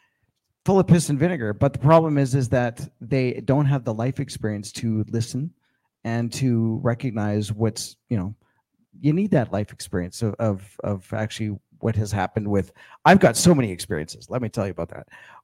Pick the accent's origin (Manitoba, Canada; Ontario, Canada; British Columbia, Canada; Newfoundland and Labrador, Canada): Manitoba, Canada; Winnipeg; also born or lived in Alberta; now in Red Deer, Canada; I grew up in Winnipeg and I moved out here in 96. So I'm definitely an Albertan.